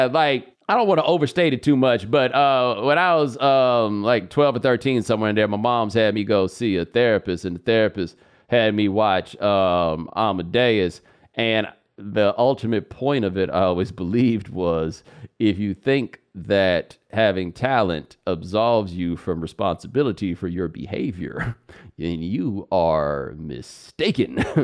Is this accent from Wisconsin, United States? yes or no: no; Houston, Texas, United States; I mean, I'm from Houston, so I remember that game.